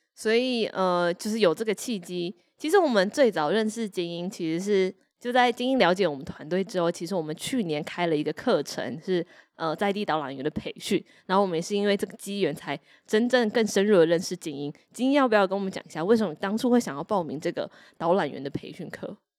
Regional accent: Taiwan; 虽然我自己是土生土长的台湾人，但我觉得随着我自己在华新街这边跟在地居民，然后跟万历和大家工作了这么久，我觉得我自己就比较像是一个缅甸街的干女儿

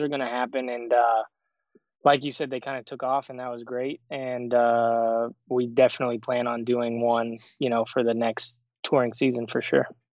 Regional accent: Show Low, Arizona, United States; moved away as an adult; also born or lived in Phoenix; I'm from Sholo, Arizona

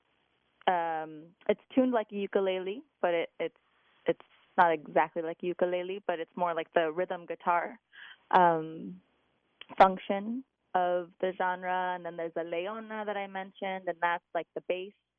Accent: Lodi, California, United States; moved away as an adult; now in Bay Area, United States; I grew up in Lodi, and I've been in the Bay Area for about 17 years

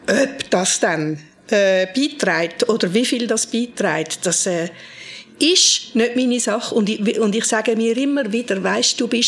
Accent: Frauenfeld, Thurgau, Switzerland; now in Zürich, Switzerland; Ich bin im Frauenfeld aufgewachsen und dann auf Zürich gekommen, oder?

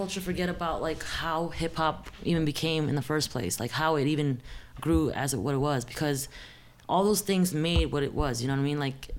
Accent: Bridgeport, Connecticut, United States; Connecticut too. I'm from Bridgeport, Connecticut, though.

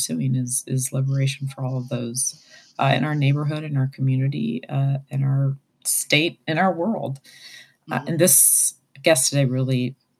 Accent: Phoenix, Arizona, United States; moved away; now I'm from Phoenix

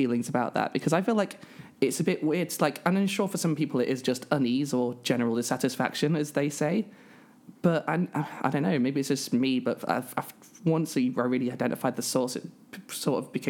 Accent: United Kingdom; I'm a British trans woman from the British Isles

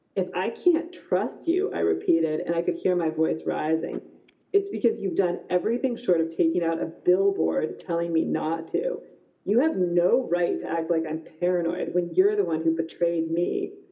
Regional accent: United States; I'm American

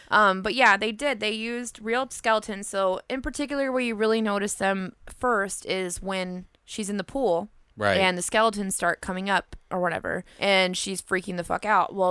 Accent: California, United States; never a thing because I'm from California

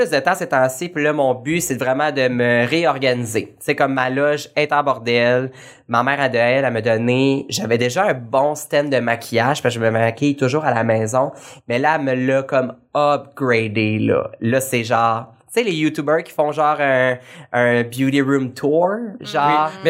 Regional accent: Joliette, Quebec, Canada; Moi, c'est mon patelin. Moi, je viens de Joliette dans la vie.

